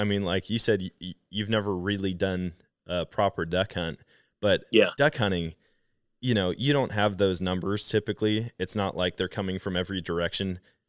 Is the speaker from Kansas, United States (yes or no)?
no; Wisconsin, United States; I'm from Wisconsin. I'm actually currently in Wisconsin